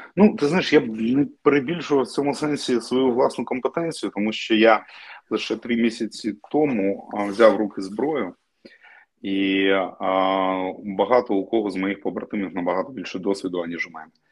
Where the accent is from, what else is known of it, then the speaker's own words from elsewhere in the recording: Crimea, Ukraine; moved away; я кримчанин. І мені було важливо жити на півострові поруч з батьками